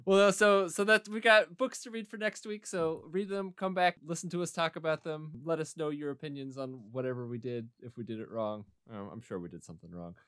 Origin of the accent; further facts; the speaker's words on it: Muskogee, Oklahoma, United States; Muskogee, Oklahoma is my hometown.